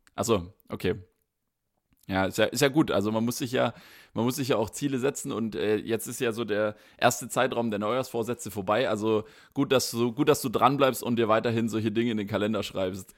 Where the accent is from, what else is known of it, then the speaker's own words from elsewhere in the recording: Baden-Württemberg, Germany; befinde mich nicht in meiner Heimatstadt, befinde mich nicht in Baden-Württemberg